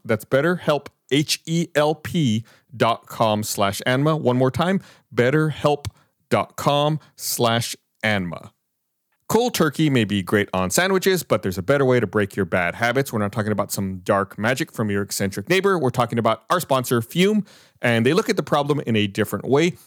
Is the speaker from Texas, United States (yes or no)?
yes; Austin, Texas, United States; I was born here in Austin